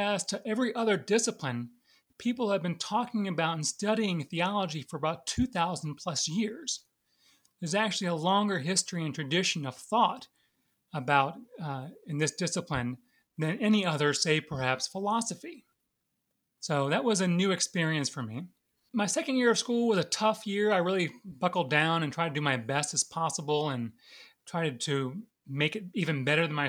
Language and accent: English; Jacksonville, Florida, United States; also born or lived in Sewanee, Tennessee; now in Richmond, United States; I'm originally from Jacksonville, Florida, and I was active in the church growing up